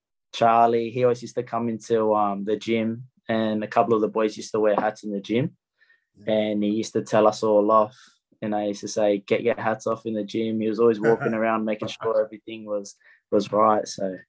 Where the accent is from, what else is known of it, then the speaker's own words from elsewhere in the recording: Sydney, New South Wales, Australia; Yeah, so I'm from Maroubra, so a local boy. Grew up there my whole life